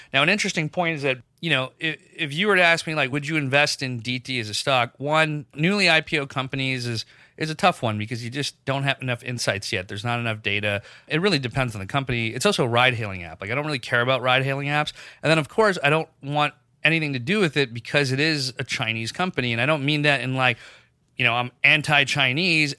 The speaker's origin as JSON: {"language": "English", "country": "Pakistan", "tie": "born or raised there", "moved": "yes", "said": "I grew up in Pakistan"}